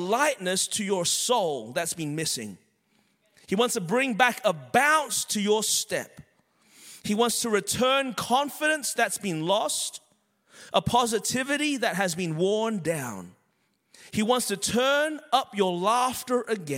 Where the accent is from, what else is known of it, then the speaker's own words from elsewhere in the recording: Melbourne, Victoria, Australia; moved away as an adult; now in Anderson, United States; I was born and raised in Melbourne, Australia. That's the reason my voice is this way.